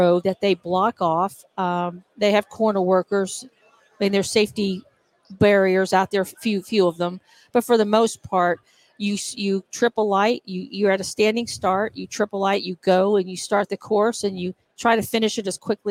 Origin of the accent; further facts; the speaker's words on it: Austin, Texas, United States; moved away as an adult; now in Johnson City, United States; I'm from Austin, Texas. I moved to Johnson City, Tennessee, where I'm living now, about 12 years ago.